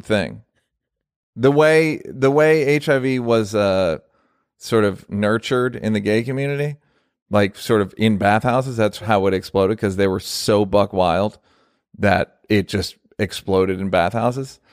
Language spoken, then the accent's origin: English; United States; I'm an American